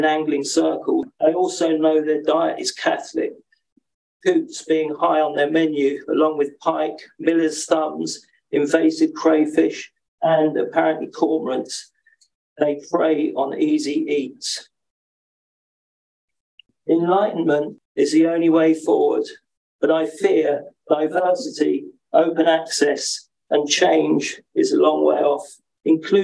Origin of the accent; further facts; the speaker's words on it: London, United Kingdom; As a teenager growing up in North London